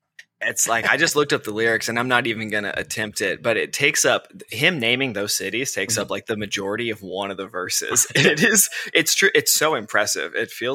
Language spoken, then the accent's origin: English; Missouri, United States; also born or lived in Chicago / Brooklyn, New York; now in New York, United States; We used to sing in church growing up in Missouri.